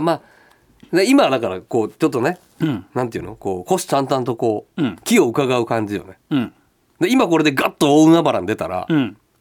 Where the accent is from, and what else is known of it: Nagoya, Aichi, Japan; accent: Nagoya dialect